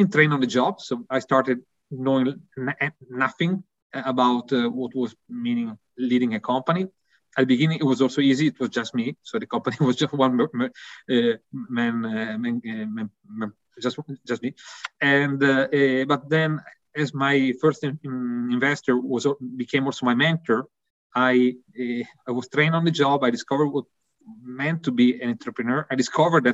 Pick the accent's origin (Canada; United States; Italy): Italy; accent: Italian; English is a second language; also born or lived in Milan; my accent, I think, is quite clear, really Italian